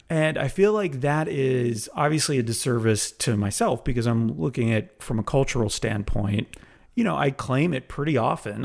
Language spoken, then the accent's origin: English; Ormond Beach, Florida, United States; also born or lived in Canada; then we moved to Ormond Beach, Florida